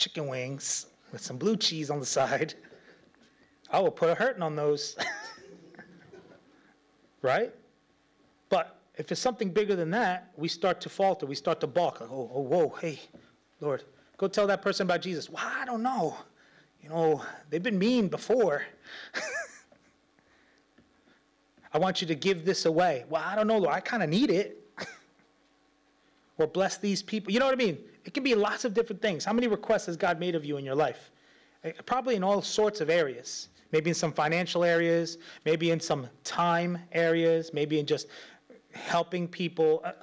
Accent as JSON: {"language": "English", "region": "New York", "country": "United States", "said": "I'm from New York"}